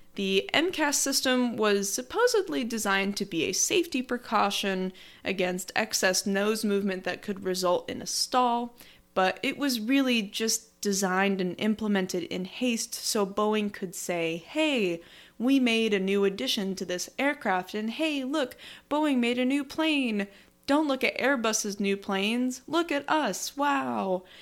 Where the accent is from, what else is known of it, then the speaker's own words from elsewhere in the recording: United States; as an American